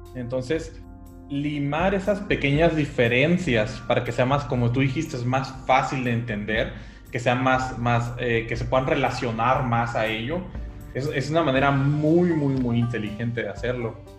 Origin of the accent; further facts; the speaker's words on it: Mexico; mi experiencia es como mexicano trabajando con empresas americanas